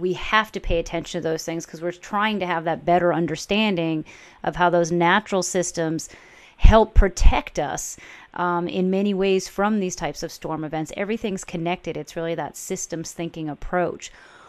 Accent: Boston, Massachusetts, United States; I'm from the Boston area

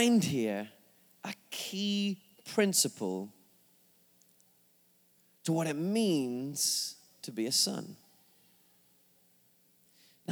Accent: England, United Kingdom; moved away; I'm from England.

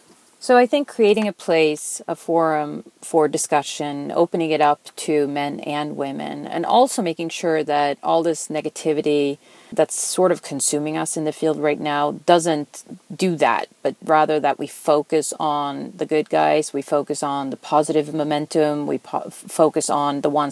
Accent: Sweden; moved away; My first job was in Santa Clara. I came over from Sweden in the 90s and was hired by a company there selling digital video editing boards.

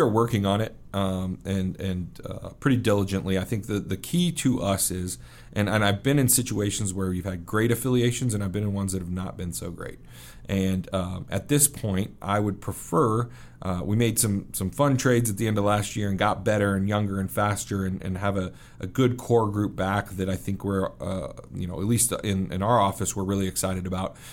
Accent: Kansas City, Missouri, United States; moved away as an adult; also born or lived in Wheatland, Wyoming / Vernal, Utah / Minneapolis / New York; now in Rapid City, United States; I grew up in Kansas City, um, but I, I spent some time in Wheatland, Wyoming, and Vernal, Utah, and then in Minneapolis, uh, for about two-year stretches until I got to about seven years old, and then I was in Kansas City, um, until I went to college

